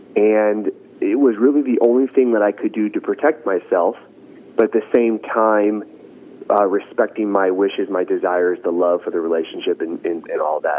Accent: Santa Monica, California, United States; now in Long Beach, United States; Well, I grew up in Los Angeles, born and raised on the west side, Santa Monica, truly the surfer type boy growing up.

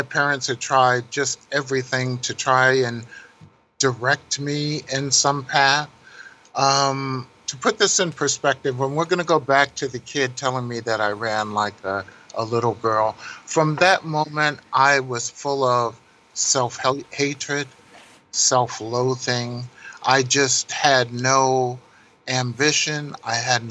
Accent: Paterson, New Jersey, United States; I grew up in Paterson, New Jersey, which is about 8 minutes across the George Washington Bridge

